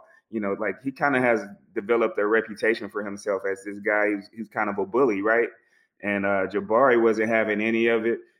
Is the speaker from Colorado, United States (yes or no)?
no; Atlanta, Georgia, United States; I'm actually from Atlanta.